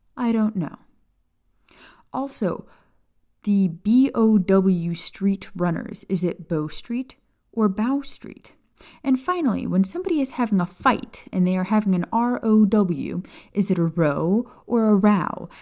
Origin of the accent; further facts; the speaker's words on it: Florida Keys, United States; Kat and I grew up in the Florida Keys